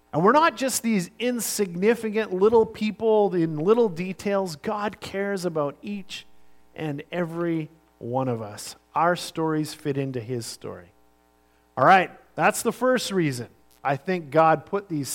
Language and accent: English; Sunshine Coast, British Columbia, Canada; I grew up on the Sunshine Coast, in the late 70s and all through the 80s